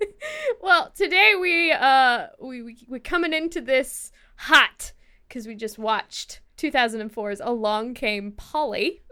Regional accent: Midwest, United States; now in California, United States; I'm a terrible American. I come from the Midwest

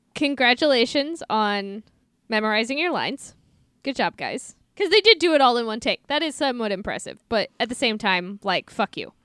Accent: St. Louis, Missouri, United States; I'm from Saint Louis. I grew up being taught to hate the Cubs

